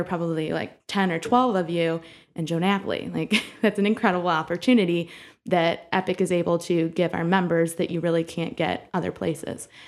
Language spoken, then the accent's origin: English; Bowling Green, Ohio, United States; now in Toledo, United States; I grew up in Bowling Green, Ohio